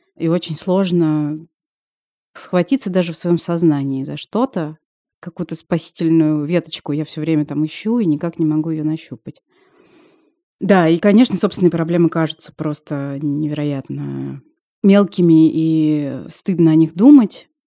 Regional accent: Russia

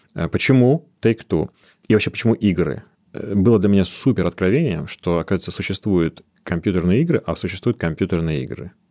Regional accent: Chernozemye, Central Black Earth Region, Russia; Я сам из Черноземья

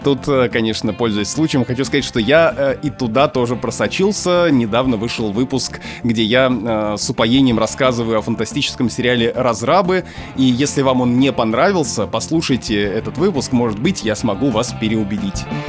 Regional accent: Obninsk, Kaluga Oblast, Russia; Я родился и вырос в Обнинске, Калужская область, Центральная Россия

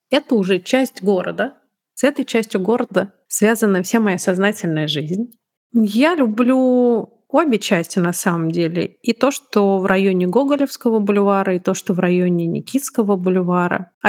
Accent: Tashkent, Uzbekistan; born there; also born or lived in Moscow; я же родилась не в Москве, я родилась в Ташкенте.

